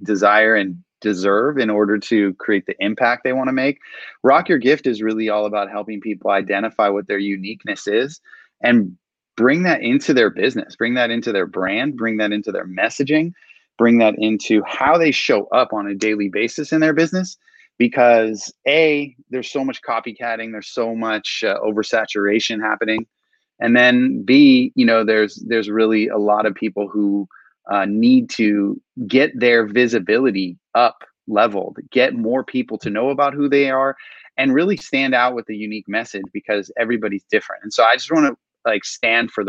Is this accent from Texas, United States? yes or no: no; Southern California, United States; I'm all Southern California, born and raised